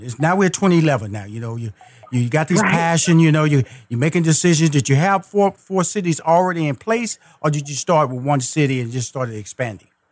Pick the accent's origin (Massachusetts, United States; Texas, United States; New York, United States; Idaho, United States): Texas, United States; Houston; I'm a Texas boy. I'm from Houston, Texas.